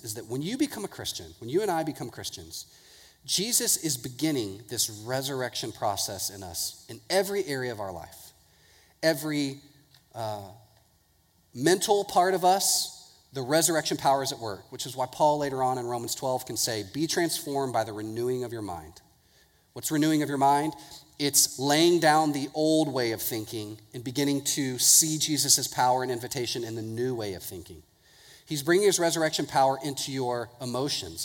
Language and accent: English; Houston, Texas, United States; I grew up in Houston